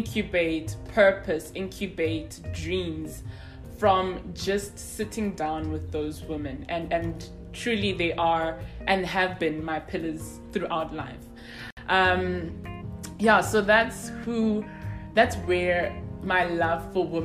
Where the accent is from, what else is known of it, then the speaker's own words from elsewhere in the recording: Soweto, Gauteng, South Africa; I'm from Soweto.